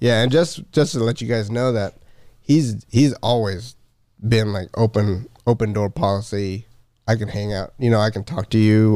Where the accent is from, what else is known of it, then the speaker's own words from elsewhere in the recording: Philippines; I'm Filipino